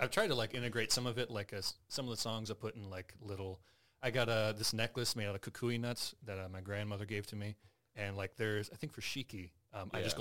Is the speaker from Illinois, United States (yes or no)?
no; Independence, Missouri, United States; born and raised Independence, Missouri